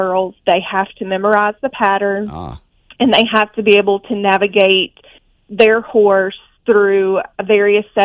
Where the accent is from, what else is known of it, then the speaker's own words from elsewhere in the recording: Athens, Alabama, United States; now in Birmingham, United States; I'm originally from Athens, Alabama. I live just outside of Birmingham now.